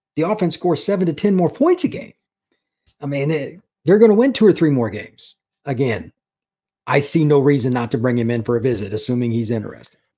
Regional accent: Indiana, United States; I grew up in Indiana

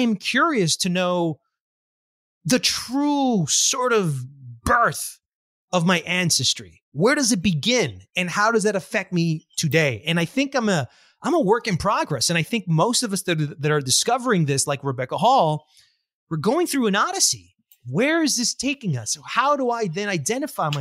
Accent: Colombia; I'm much more than a Colombian.

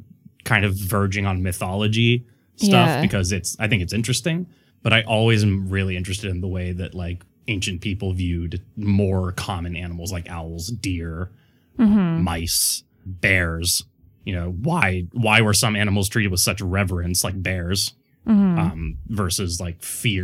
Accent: Mexico; I grew up in Mexico and there were stories about this.

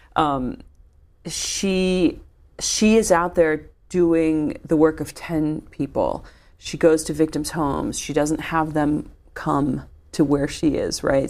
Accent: Midwest, United States; I'm a Midwesterner

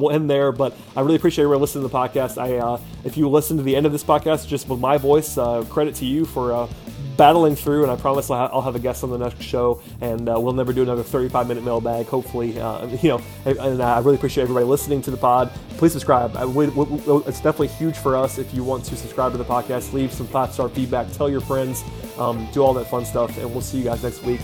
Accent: Atlanta, Georgia, United States; I grew up in Atlanta

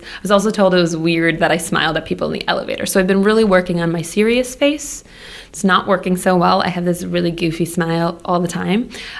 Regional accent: Appleton, Wisconsin, United States; moved away as an adult; also born or lived in Minneapolis; now in Boston, United States; But the Jewish community I grew up in Wisconsin, it was a small town. Small town meaning like Appleton is 80,000 people.

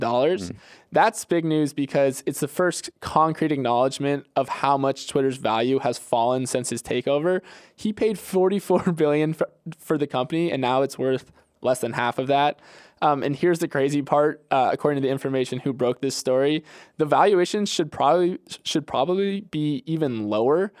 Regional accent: Bradenton, Florida, United States; my hometown of Bradenton, Florida

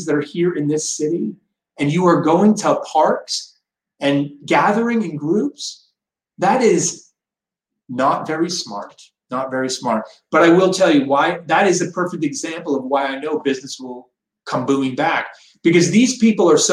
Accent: Phoenix, Arizona, United States; I was born in Arizona. I was born in Good Samaritan Hospital in Phoenix, Arizona

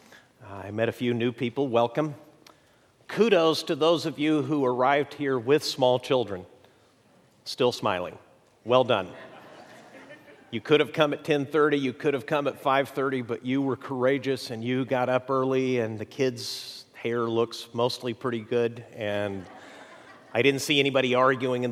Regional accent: Mexico; moved away; I grew up in Mexico

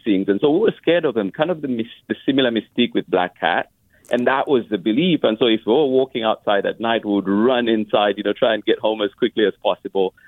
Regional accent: Lusaka, Lusaka Province, Zambia; now in Oakland, United States; I grew up in Lusaka, Zambia

